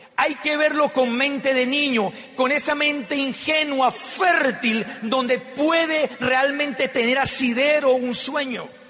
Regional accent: Popayán, Cauca, Colombia; Yo vengo de una ciudad muy pequeña que queda en el suroccidente colombiano que se llama Popayán. Soy payanés.

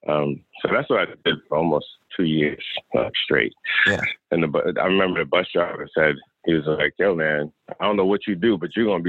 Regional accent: New York, United States; moved away as an adult; also born or lived in Atlanta; I'm actually from New York.

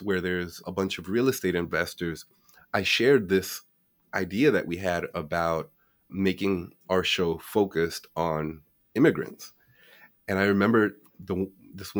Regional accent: Washington, East Coast, United States; growing up on the East Coast, most of the immigrants that are Hispanic came a little bit later. We came here, at least in the DC area.

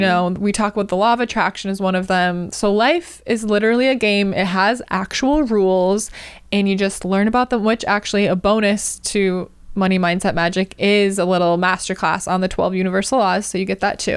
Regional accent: Wisconsin, United States; now in California, United States; first moved to California, 'cause I'm from Wisconsin

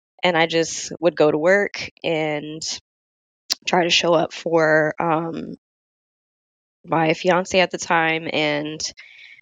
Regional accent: Florida, United States; moved away as an adult; now in Virginia, United States; 2018, I ended up getting a opportunity to move out of Florida, which was my home state

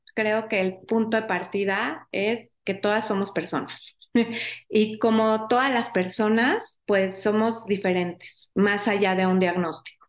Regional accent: Mexico; como sociedad mexicana

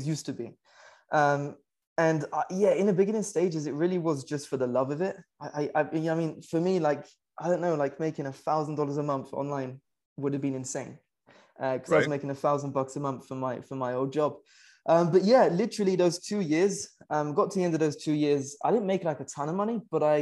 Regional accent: United Kingdom; moved away; I'm originally from the UK. You can probably tell from the accent

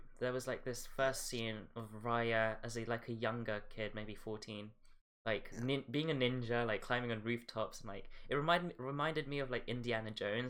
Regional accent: Philippines; it's basically my culture because I'm from the Philippines

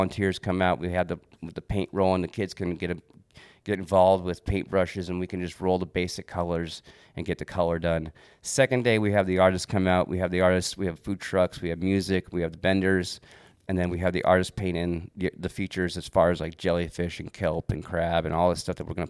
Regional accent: Des Moines, Washington, United States; my hometown in Des Moines, Washington

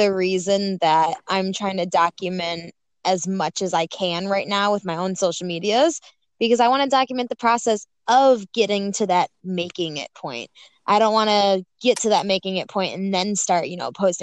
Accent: Buffalo, New York, United States; I am from Buffalo, New York, 24 years old

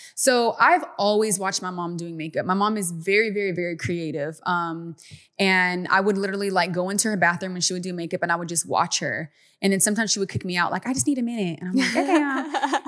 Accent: Stockton, California, United States; we grew up in in Stockton, California, a very small town

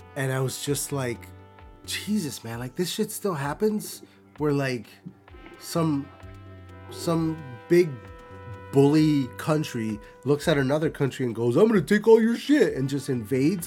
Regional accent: Buffalo, New York, United States; I'm from Buffalo

